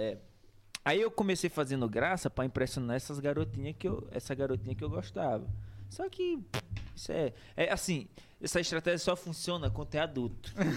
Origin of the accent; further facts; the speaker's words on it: Pinheiro, Maranhão, Brazil; eu sou, sou de Pinheiro, né? Pinheiro City, nasci em Pinheiro Maranhão